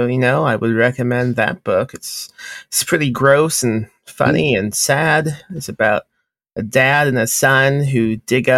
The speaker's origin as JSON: {"language": "English", "region": "Indiana", "country": "United States", "tie": "born or raised there", "moved": "yes", "lives_now": "Texas, United States", "said": "I grew up in Indiana"}